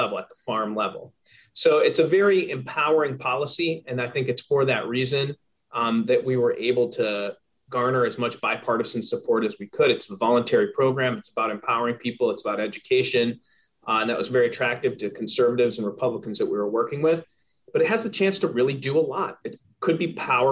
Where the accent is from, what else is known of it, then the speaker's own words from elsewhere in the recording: Minnesota, United States; I grew up in Minnesota